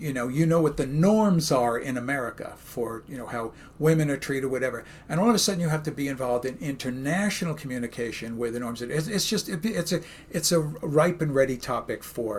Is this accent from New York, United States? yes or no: yes; New York City, New York, United States; Brooklyn, where I'm from